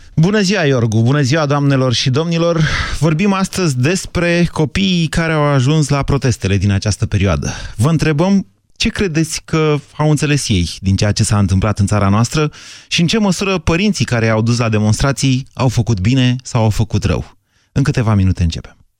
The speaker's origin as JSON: {"language": "Romanian", "region": "Bucharest", "country": "Romania", "said": "Eu, ca miticul de la București"}